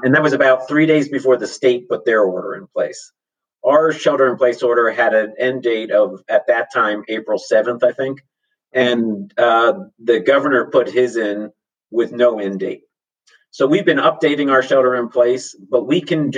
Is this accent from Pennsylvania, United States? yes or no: yes; Harrisburg, Pennsylvania, United States; now in Santa Cruz, United States; I was 14 years old growing up in Harrisburg, Pennsylvania